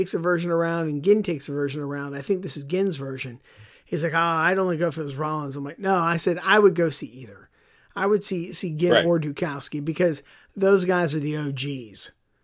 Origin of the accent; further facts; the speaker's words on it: Pittsburgh, Pennsylvania, United States; where I grew up, if there was anybody who spoke Spanish, there's like two people in that entire area, right? Because you know, it was very, at that time, Pittsburgh was still very European immigrants